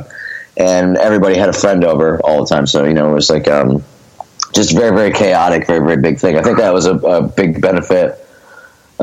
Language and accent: English; Scranton, Pennsylvania, United States; moved away as an adult; now in Philadelphia, United States; I was born actually in Philadelphia and lived here for the first couple of years of my life. And then my family moved, both my parents are from Scranton, so they moved back to Scranton. I was raised in Scranton